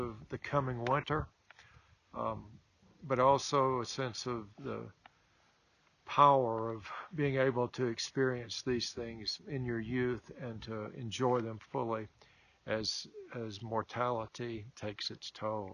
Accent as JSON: {"language": "English", "region": "the South", "country": "United States", "tie": "born or raised there", "said": "Growing up in the South, as I did"}